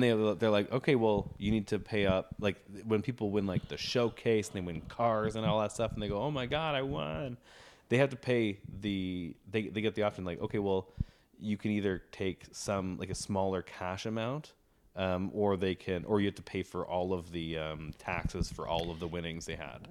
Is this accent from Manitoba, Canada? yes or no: no; Ontario, Canada; I grew up in Ontario